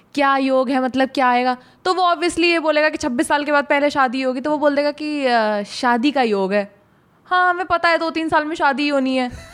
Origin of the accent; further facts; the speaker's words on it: Bulandshahr, Uttar Pradesh, India; moved away; पहले हम बुलंदशहर में रहते थे